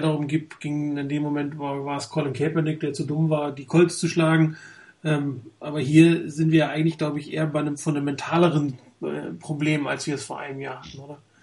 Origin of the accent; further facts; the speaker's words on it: Hamburg, Germany; now in Frankfurt, Germany; eigentlich gebürtig Hamburger, aber ich wohne leider in Frankfurt